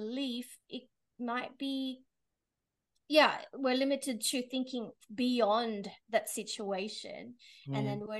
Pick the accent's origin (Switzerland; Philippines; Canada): Philippines; now in Australia; I was born in the Philippines